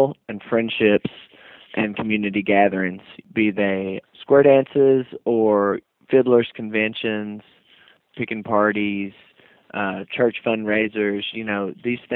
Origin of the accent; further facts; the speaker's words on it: Wytheville, Virginia, United States; moved away as an adult; now in Berea, Kentucky, United States; I was born and raised in Wytheville, Virginia, which is a small town in the foothills of the Blue Ridge Mountains there.